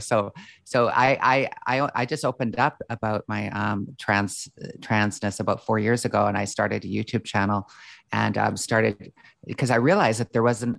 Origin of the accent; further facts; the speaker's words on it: Calgary, Alberta, Canada; I grew up in Calgary, Alberta